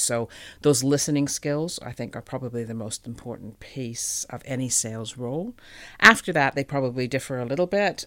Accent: Calgary, Alberta, Canada; moved away as an adult; also born or lived in Edmonton, Canada; now in New Zealand; I grew up in Calgary

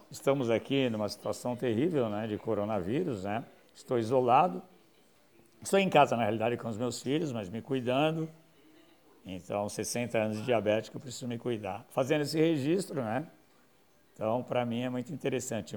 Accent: São Paulo, Brazil; memórias da Vila Ré, bairro onde eu nasci

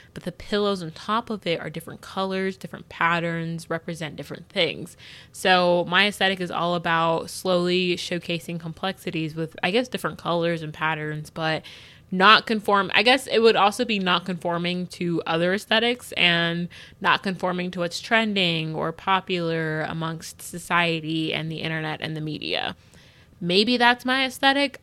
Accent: United States; I like most about being an American is that I am privileged in the sense that it's not that bad for me

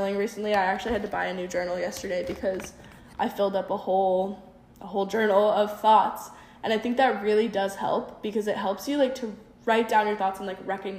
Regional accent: South Dakota, United States; moved away; growing up in South Dakota

